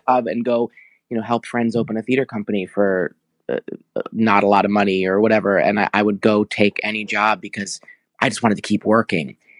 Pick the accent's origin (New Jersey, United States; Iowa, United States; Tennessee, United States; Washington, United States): New Jersey, United States; moved away as an adult; also born or lived in New York; now in Los Angeles, United States; I was born in New Jersey and raised there, and then I went to N Y U at eighteen